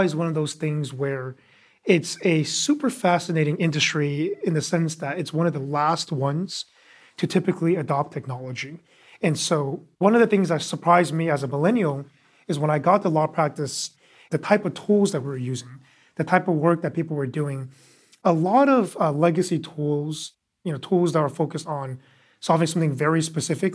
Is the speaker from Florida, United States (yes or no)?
no; Bay Area, California, United States; also born or lived in New York; originally from the Bay Area, so grew up, uh, loving technology